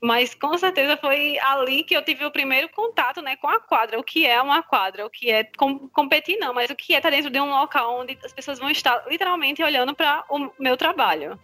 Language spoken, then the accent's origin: Portuguese; Paraíba, Brazil; eu sou da Paraíba